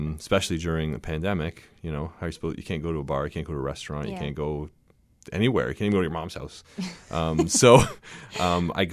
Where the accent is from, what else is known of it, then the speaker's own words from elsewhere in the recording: Windsor, Ontario, Canada; I was from Canada